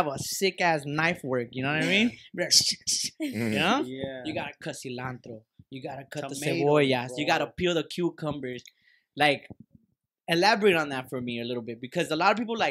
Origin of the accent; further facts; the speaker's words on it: Acapulco, Guerrero, Mexico; I'm from Acapulco